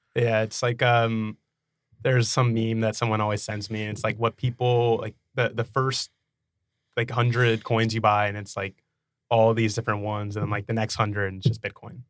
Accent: Dallas, Texas, United States; also born or lived in Nashville; I grew up in Dallas

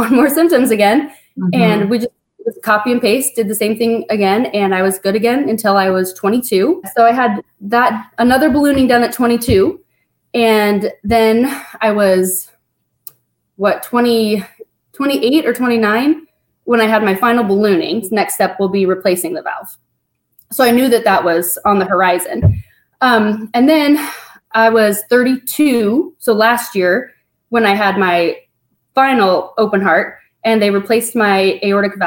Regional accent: Spokane, Washington, United States; I was born here in Spokane

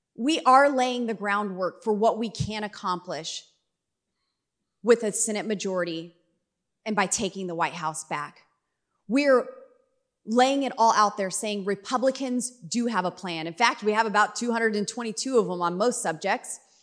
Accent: Colorado, United States; I'm from Colorado.

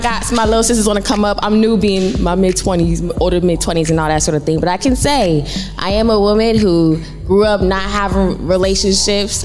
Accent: Boston, Massachusetts, United States; I'm originally from Boston, Massachusetts

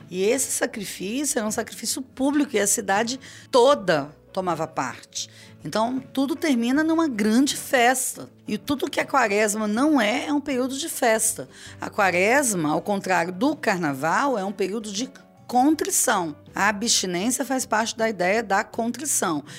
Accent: Cariacica, Espírito Santo, Brazil; eu cresci em Cariacica

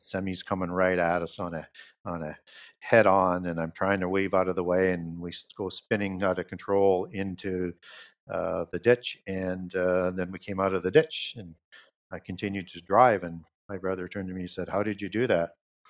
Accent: Saskatchewan, Canada; I grew up in Northern Saskatchewan

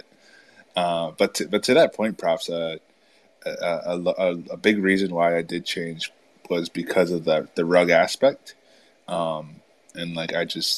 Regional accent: upstate New York, United States; I'm from New York. So I'm from like upstate New York

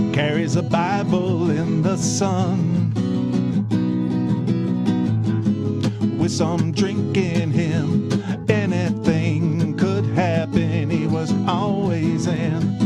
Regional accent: East Detroit, Michigan, United States; I grew up in East Detroit, so that's a suburb of Detroit

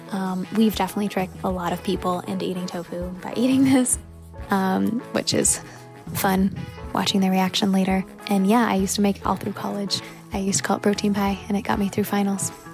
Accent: United States; now in Kampala, Uganda; I'm originally from the States.

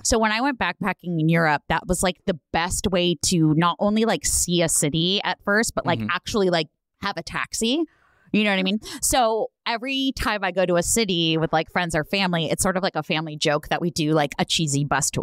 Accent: Bay Area, California, United States; I grew up in the Bay Area

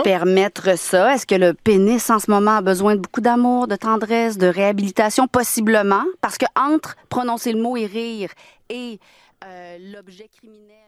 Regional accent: France; now in Quebec, Canada; j'ai pas grandi ici. Hein, j'ai grandi en France

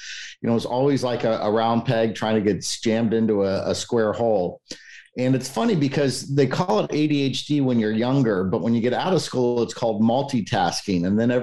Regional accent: Cincinnati, Ohio, United States; moved away as an adult; So I grew up in Cincinnati, Ohio. Matter of fact, lived there my entire life up until about a little less than a year ago.

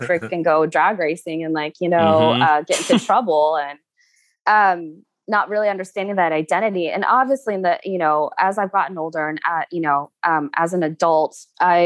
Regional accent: Eugene, Oregon, United States; moved away as an adult; also born or lived in South Korea / Utah; in Eugene, where I grew up in Oregon

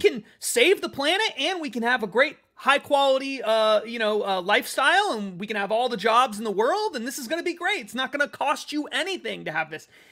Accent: United States; I'm an American

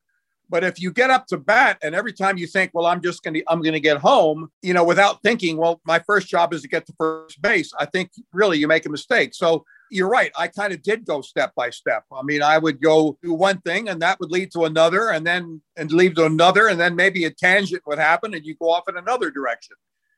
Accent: Lebanon; I've got to mention my father in the CIA and growing up in Lebanon and people will expect that.

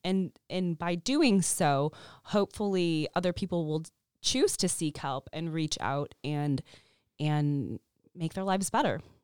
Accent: Chicago, Illinois, United States; moved away as an adult; also born or lived in San Francisco; when I moved from San Francisco to Chicago, back to Chicago, I'm from here

